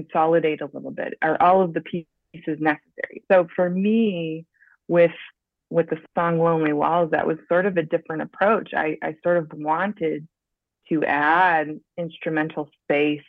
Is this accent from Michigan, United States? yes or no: yes; Grand Rapids, Michigan, United States; now in St. Louis, United States; I grew up in Western Michigan, Grand Rapids area